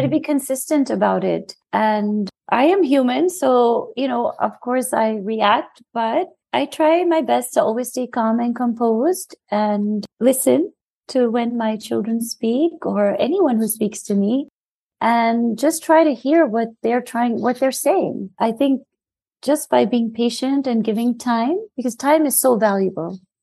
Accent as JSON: {"language": "English", "town": "New York City", "region": "New York", "country": "United States", "tie": "born or raised there", "said": "I'm South Asian and I was born and raised in New York"}